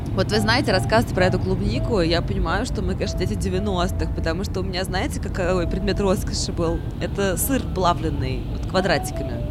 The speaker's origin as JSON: {"language": "Russian", "town": "Samara", "region": "Samara Oblast", "country": "Russia", "moved": "yes", "lives_now": "Moscow, Russia", "said": "я вот из Самары"}